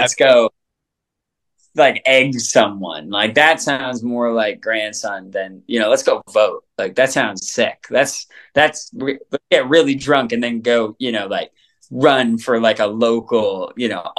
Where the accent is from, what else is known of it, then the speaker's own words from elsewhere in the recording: Canada; Growing up in Canada